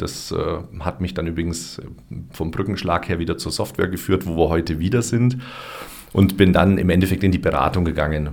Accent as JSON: {"language": "German", "town": "Augsburg", "region": "Bavaria", "country": "Germany", "tie": "born or raised there", "also_born_or_lived": "Hopferau", "moved": "as an adult", "lives_now": "Füssen, Germany", "said": "Dann bin ich nochmal zurück in meine Heimatstadt, nach Augsburg"}